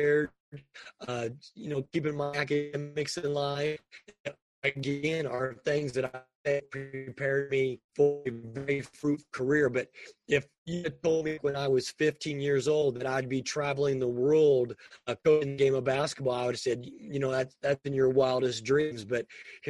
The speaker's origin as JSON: {"language": "English", "region": "Indiana", "country": "United States", "tie": "born or raised there", "said": "I was born and raised in the state of Indiana"}